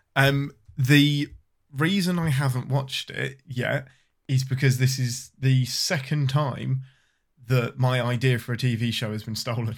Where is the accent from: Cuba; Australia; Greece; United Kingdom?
United Kingdom; England; I'm your Englishman